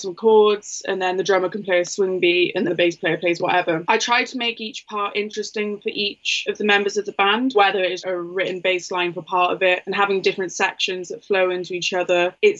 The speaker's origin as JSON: {"language": "English", "town": "Cardiff", "region": "Wales", "country": "United Kingdom", "tie": "born or raised there", "said": "I'm from Wales, originally Cardiff to be more specific."}